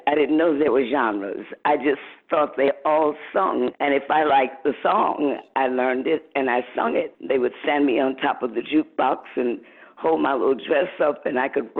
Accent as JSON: {"language": "English", "town": "Muskegon", "region": "Michigan", "country": "United States", "tie": "born or raised there", "said": "I was born in 1946 in Western Michigan, in Muskegon, Michigan"}